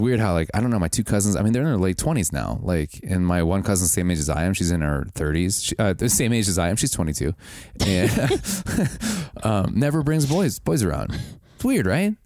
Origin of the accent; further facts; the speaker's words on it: Wisconsin, United States; I grew, I grew up in Wisconsin